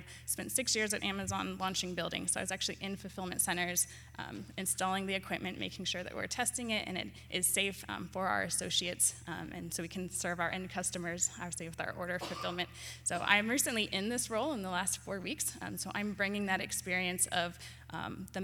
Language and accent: English; Michigan, United States; now in Washington, D.C. area, United States; I actually am originally from Michigan, so it's great to be back in my home state. I currently live in the DC area